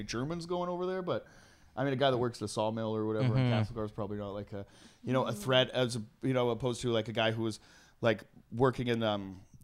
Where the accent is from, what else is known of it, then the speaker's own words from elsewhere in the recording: Trail, British Columbia, Canada; Trail, where like a bunch of Italians. That's like my, you know, my hometown